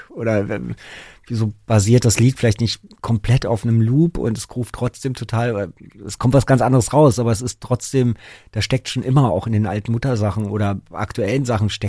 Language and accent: German; Berlin, Germany; wo man als Berliner dann irgendwie so 20 Mark oder so gezahlt